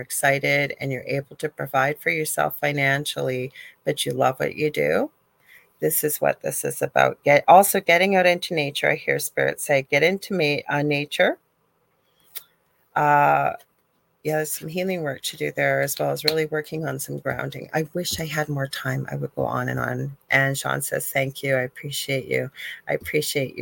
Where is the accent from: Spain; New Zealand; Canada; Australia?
Canada; also born or lived in Thunder Bay, Ontario; I'm not even from the South. I'm Canadian